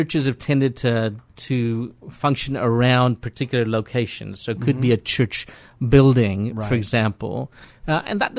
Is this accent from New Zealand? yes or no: no; India; now in Portland, United States; my home country of India.